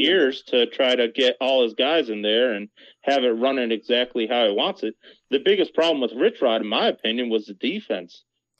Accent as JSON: {"language": "English", "region": "Kentucky", "country": "United States", "said": "I'm from Kentucky."}